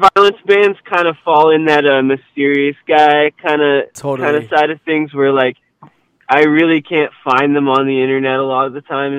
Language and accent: English; Louisiana, United States; but in like I'm originally from Louisiana, so it's like that there.